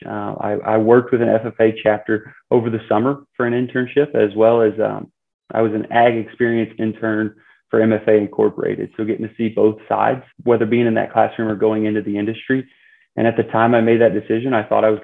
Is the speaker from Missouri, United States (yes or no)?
yes; Bowling Green, Missouri, United States; I originally grew up in Bowling Green, Missouri